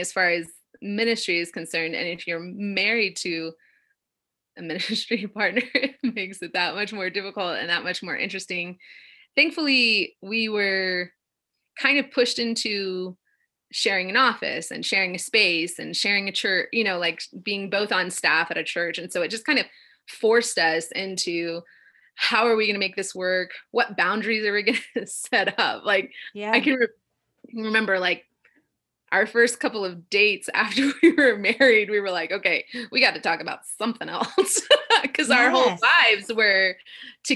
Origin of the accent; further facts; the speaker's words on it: Illinois, United States; I grew up in Illinois